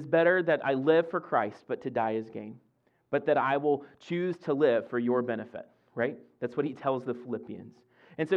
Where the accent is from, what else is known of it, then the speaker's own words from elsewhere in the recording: Mississippi, United States; moved away as an adult; now in Fredericksburg, United States; I grew up in Olo, Mississippi